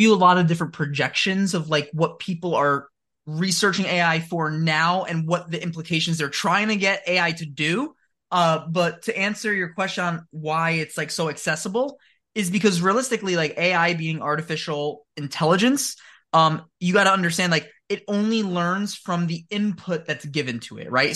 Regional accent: New Jersey, United States; I live in New Jersey, born and raised

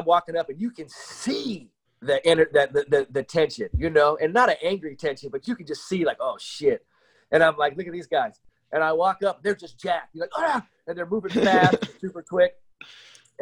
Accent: San Francisco, California, United States; I grew up in San Francisco, and I went to a high school called Lowell High School.

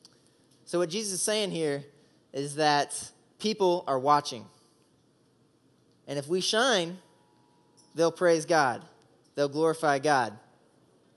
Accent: Oklahoma, United States; moved away as an adult; also born or lived in Indiana; I grew up in Oklahoma

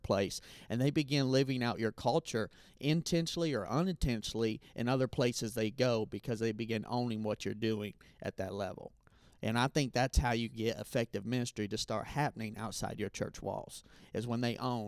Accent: Indiana, United States; I am from Indiana.

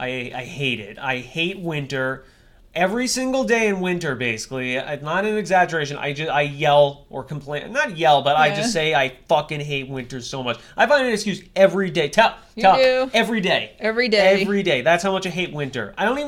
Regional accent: Texas, United States; I'm from Texas. Don't you understand me?

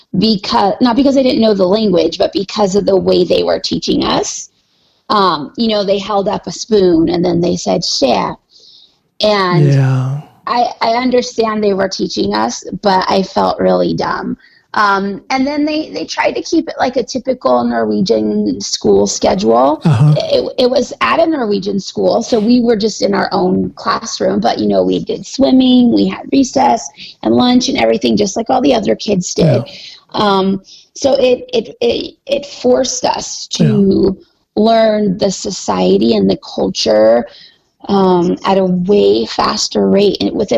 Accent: Arizona, United States; born there; I was born in Arizona. I had never seen snow before.

